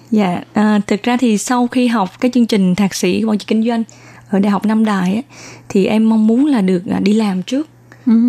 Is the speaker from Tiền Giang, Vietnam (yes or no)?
no; Da Nang, Vietnam; moved away as an adult; now in Taiwan; Em uh, uh, sinh ra và lớn lên ở Đà Nẵng